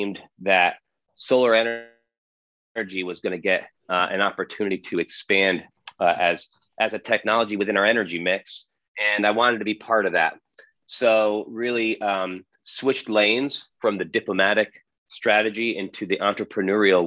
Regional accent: Connecticut, United States; moved away as an adult; also born or lived in Mali / Boston; now in British Virgin Islands; I'm from Connecticut originally

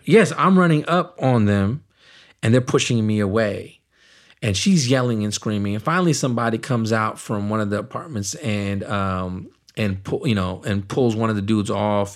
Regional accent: Richmond, California, United States; also born or lived in Naugatuck, Connecticut; I grew up in Richmond, California

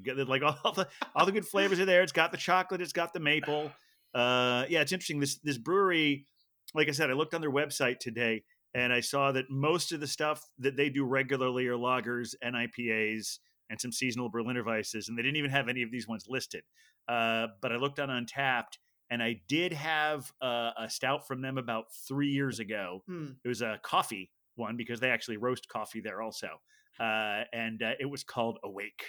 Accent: Dayton, Ohio, United States; moved away as an adult; now in New York, United States; we're both from the Dayton, Ohio area, or at least that's where I grew up

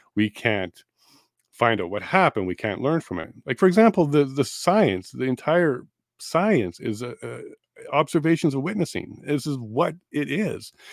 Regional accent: Winnipeg, Manitoba, Canada; also born or lived in Toronto / Eastern Ontario; now in Alberta, Canada; I grew up in Winnipeg for about ten years

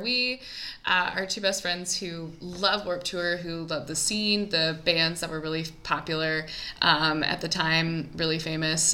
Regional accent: Columbia, Missouri, United States; my hometown columbia missouri

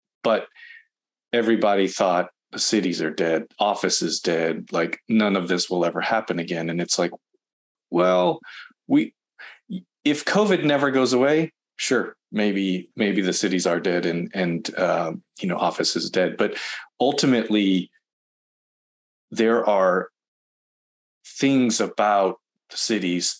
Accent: Boston, Massachusetts, United States; now in Southern California, United States; I'm from Boston.

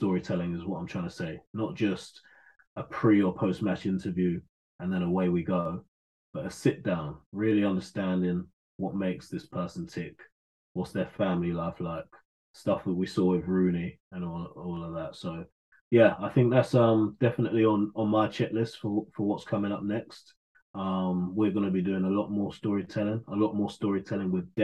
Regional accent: London, United Kingdom; I'm a Londoner.

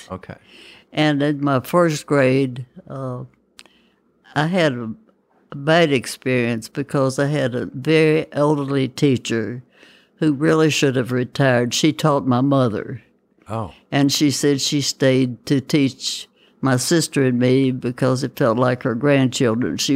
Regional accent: Campbellsburg, United States; I grew up in Campbellsburg.

